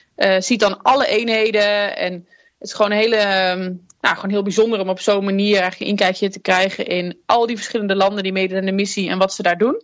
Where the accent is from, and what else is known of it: Netherlands